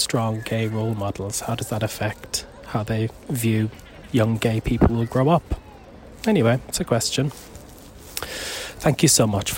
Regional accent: Ireland; moved away; I grew up in Ireland in the 90s

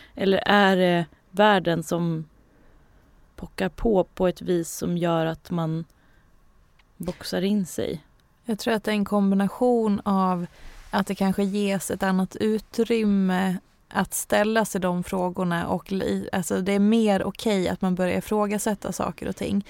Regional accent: Hedemora, Dalarna County, Sweden; jag är ju från Hedemora

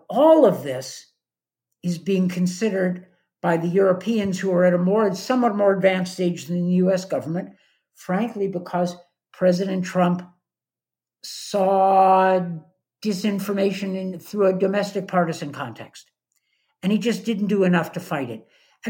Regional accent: United States; as an American

